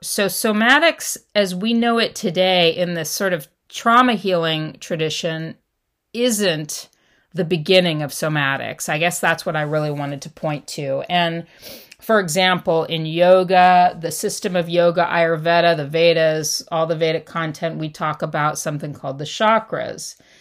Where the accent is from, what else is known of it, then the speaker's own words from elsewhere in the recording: Los Angeles, California, United States; I grew up in Southern California and Los Angeles